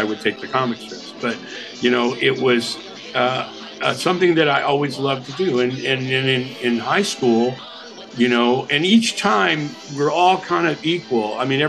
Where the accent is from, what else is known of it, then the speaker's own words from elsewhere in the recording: Milwaukee, Wisconsin, United States; born there; But I was born in Milwaukee.